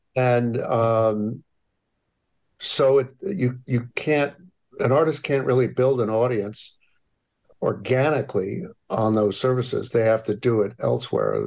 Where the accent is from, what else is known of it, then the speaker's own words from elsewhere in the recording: Hamden, Connecticut, United States; also born or lived in New Haven; I grew up in New Haven and uh, Hamden